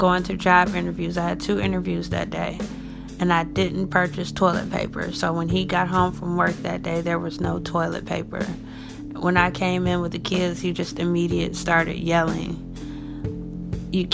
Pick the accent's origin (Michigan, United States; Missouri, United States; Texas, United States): Michigan, United States; Detroit; I'm from Detroit, Michigan.